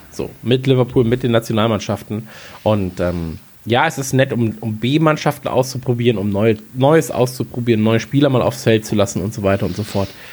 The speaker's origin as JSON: {"language": "German", "region": "North Rhine-Westphalia", "country": "Germany", "tie": "born or raised there", "moved": "yes", "lives_now": "Bavaria, Germany"}